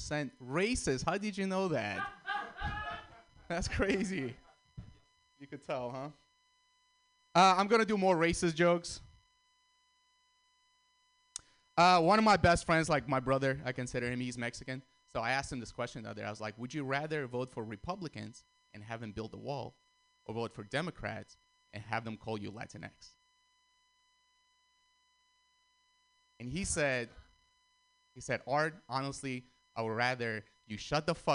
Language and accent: English; Russia; also born or lived in Armenia; now in San Francisco, United States; I was born in Armenia, grew up in Russia, and then I moved to San Francisco